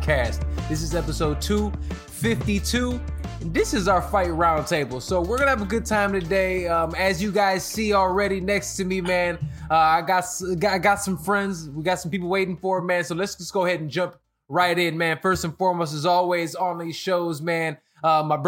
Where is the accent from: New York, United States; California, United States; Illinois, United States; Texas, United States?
Illinois, United States; Chicago; moved away; I'm Chicago dude from the Midwest. It's always chilly up there.